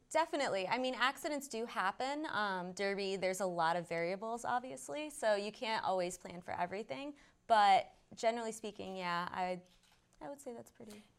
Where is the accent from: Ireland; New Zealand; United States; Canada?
United States; northeastern Connecticut; also born or lived in Billerica, Massachusetts; now in Somerville, United States; I am originally from uh, northeastern Connecticut